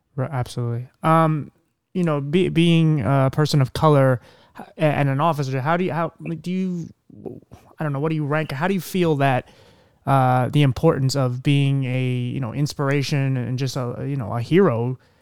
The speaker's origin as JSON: {"language": "English", "town": "Philadelphia", "region": "Pennsylvania", "country": "United States", "moved": "yes", "said": "originally I'm from Philadelphia"}